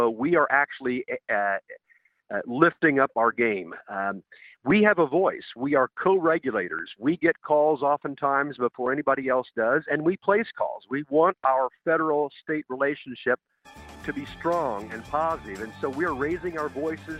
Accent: Indiana, United States; my home state of Indiana

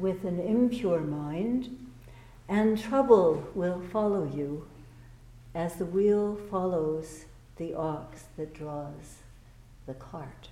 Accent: Vancouver, British Columbia, Canada; also born or lived in Toronto; now in United States; I'm originally from Vancouver, but then I came across many, many years ago and started at the temple when I was in Toronto.

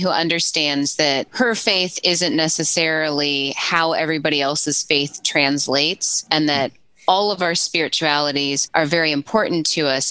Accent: St. Louis, Missouri, United States; also born or lived in St. Peters, Missouri; I'm from St. Louis

